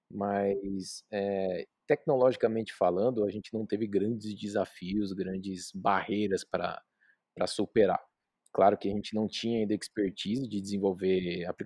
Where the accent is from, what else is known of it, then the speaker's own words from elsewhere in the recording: São Paulo, Brazil; now in Bauru, Brazil; eu vim de São Paulo morar em Bauru, então não tinha acesso a, a plano, nem nada particular